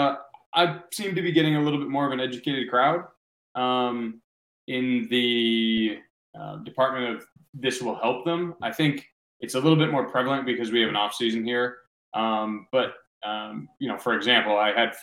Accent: Natick, Massachusetts, United States; I'm from Natick, Mass.

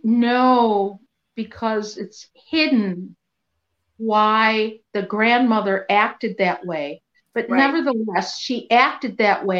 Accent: Skokie, Illinois, United States; growing up in Skokie, we had a lot of Holocaust survivors.

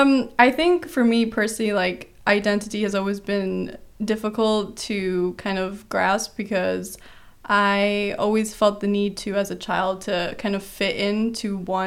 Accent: Kuwait; also born or lived in Brazil; But I was born in Brazil, and I moved around quite a bit till the age of 3, where I moved to Kuwait, which is in the Middle East

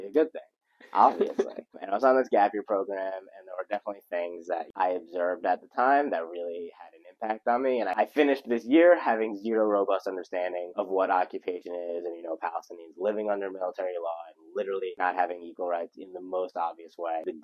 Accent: Lawrence, New York, United States; moved away as an adult; now in Israel; I grew up in Long Island, New York, in a town called Lawrence

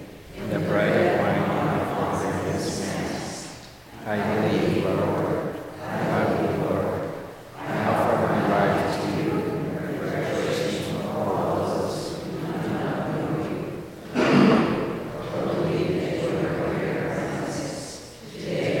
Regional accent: Ghana; moved away as an adult; now in United States; my diocese back in Ghana.

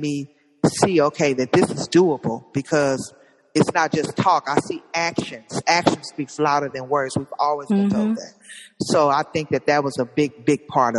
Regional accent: Compton, California, United States; I'm from Compton

